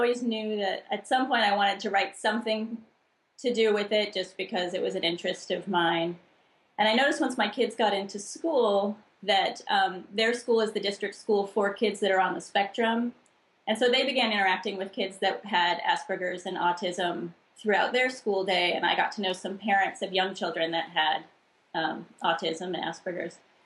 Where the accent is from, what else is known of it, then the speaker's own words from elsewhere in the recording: El Cerrito, California, United States; I was born in El Cerrito, right next to Berkeley in California.